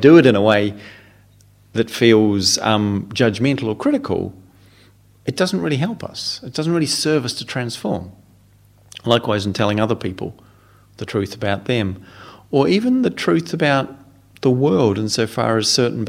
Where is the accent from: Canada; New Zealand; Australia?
New Zealand; moved away as an adult; now in England, United Kingdom; as a New Zealander, having to learn to live in England, and thinking when I arrived here a quarter of a century ago that I spoke the same language